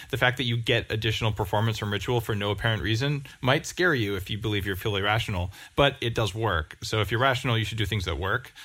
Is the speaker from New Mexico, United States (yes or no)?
yes; New Mexico, United States; I grew up in New Mexico